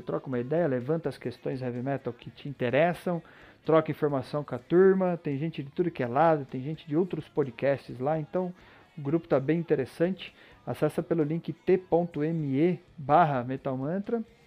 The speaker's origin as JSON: {"language": "Portuguese", "country": "Brazil", "said": "Eu sou brasileiro"}